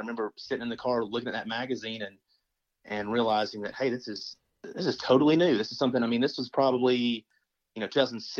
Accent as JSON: {"language": "English", "region": "Georgia", "country": "United States", "tie": "born or raised there", "said": "You know, I grew up in Georgia, Northwest Georgia, in a little tiny town, And we grew up on some acreage."}